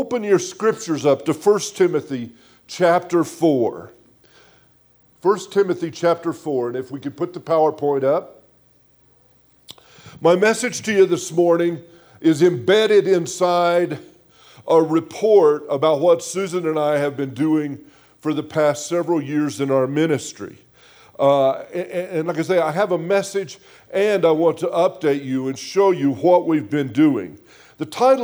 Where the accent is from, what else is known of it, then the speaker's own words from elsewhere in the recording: Grand Junction, Colorado, United States; moved away as an adult; also born or lived in South Africa; we're from Grand Junction, Colorado. We're born and raised there. We lived there until God called us at age 46 to go out into the ministry field